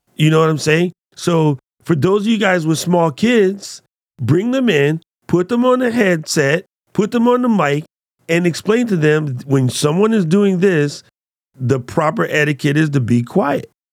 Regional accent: United States; as an American, i, in China

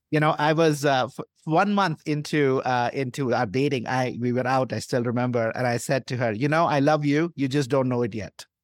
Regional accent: India; moved away; I grew up in India into a middle class family

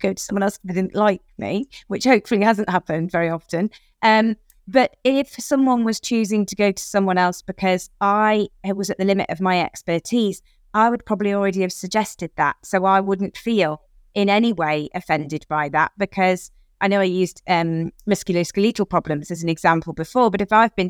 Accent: United Kingdom; we are British

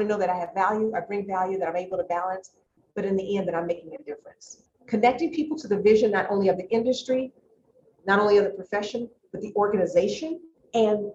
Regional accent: Chicago, Illinois, United States; I grew up in Roseland on the south side of Chicago

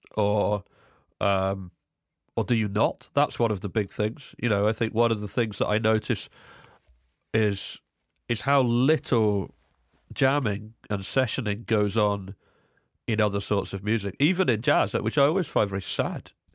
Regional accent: Cambridge, East of England, United Kingdom; I'm from England. I grew up in Cambridge, which is just outside London

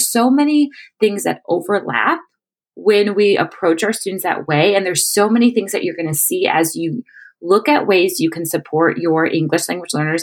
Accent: Chicago, Illinois, United States; moved away as an adult; now in Panama City, Panama; I am from Chicago, born and raised

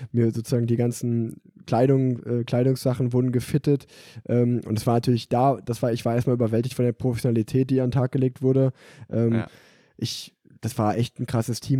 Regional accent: Unna, North Rhine-Westphalia, Germany; Unna, also auch so ein kleines Rundstreckenrennen, äh, mhm. äh, dort in dem Ort, wo ich groß geworden bin

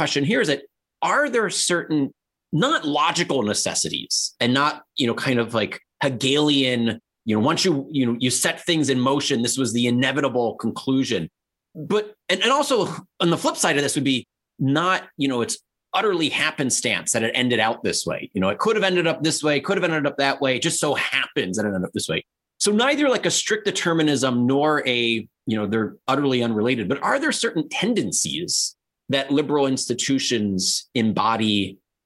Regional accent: Baltimore, Maryland, United States; I'm from Baltimore, Maryland

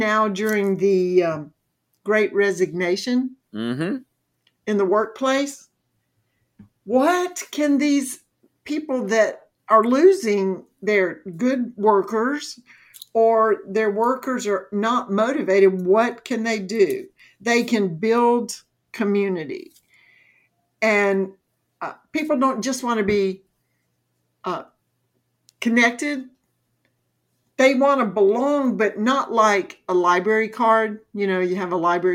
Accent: Mississippi, United States; moved away as an adult; also born or lived in Alabama / Georgia / Florida; now in North Carolina, United States; I was born and raised in Mississippi

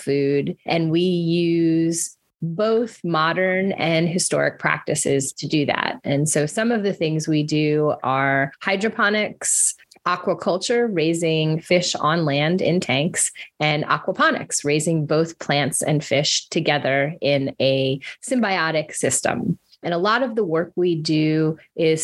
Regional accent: Florida, United States; moved away as an adult; now in New Orleans, United States; I'm a Florida girl

